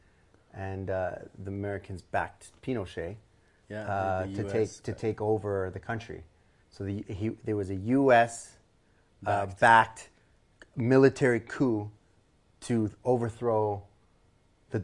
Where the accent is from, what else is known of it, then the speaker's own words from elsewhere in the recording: Edmonton, Alberta, Canada; I grew up in Mill Woods